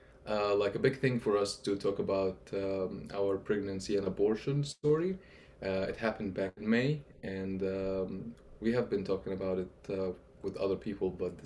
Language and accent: English; Egypt; moved away as an adult; now in United States; I'm 35 years old. I'm a software engineer. Originally, I'm from Egypt, born and raised. I moved here to the U.S. in 2013. I have been living here for 9 years.